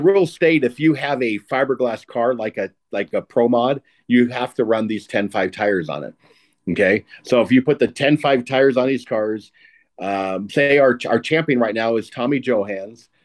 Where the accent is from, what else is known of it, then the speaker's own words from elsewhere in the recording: Southern California, United States; I'm an old guy and I'm from Southern California